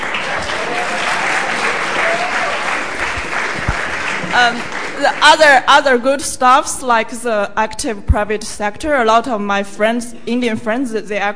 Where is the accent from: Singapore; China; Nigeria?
China; moved away as an adult; now in United Kingdom; from China